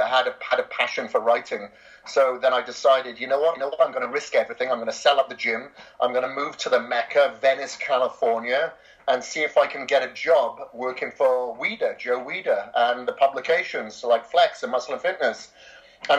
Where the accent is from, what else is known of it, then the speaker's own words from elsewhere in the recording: Wales, United Kingdom; moved away as an adult; also born or lived in Australia; I'm from Wales originally, grew up on a farm there for, you know, the vast majority of my life.